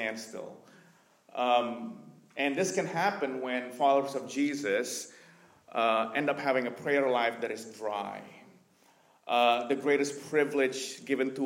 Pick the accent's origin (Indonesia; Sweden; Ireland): Indonesia; born or raised there; moved away as an adult; also born or lived in Vancouver, Canada